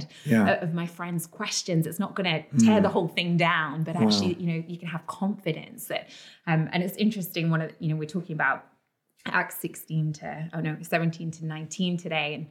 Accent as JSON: {"language": "English", "region": "London", "country": "United Kingdom", "tie": "born or raised there", "also_born_or_lived": "Oxford", "said": "I grew up in London"}